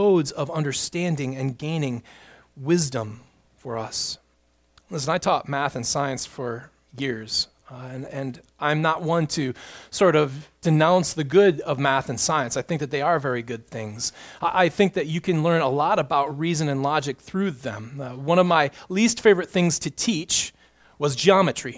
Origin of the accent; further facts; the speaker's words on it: United States; We, as an American people